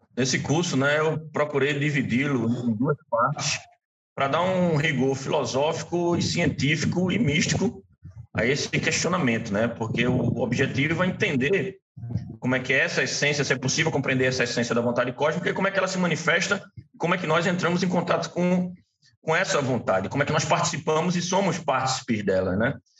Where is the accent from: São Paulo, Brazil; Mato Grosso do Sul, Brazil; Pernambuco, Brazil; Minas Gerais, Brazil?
Pernambuco, Brazil; Recife; eu sou daqui de Recife